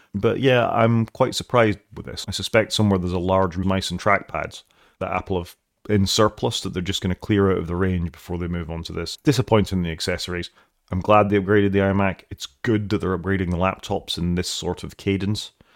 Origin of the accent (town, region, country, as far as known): Wales, United Kingdom